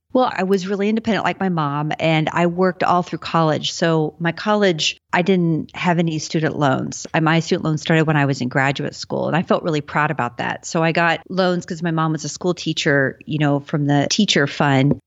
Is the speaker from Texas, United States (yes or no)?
yes; Texas, United States; I grew up in Texas and, you know, my parents lived in the t-, city, San Antonio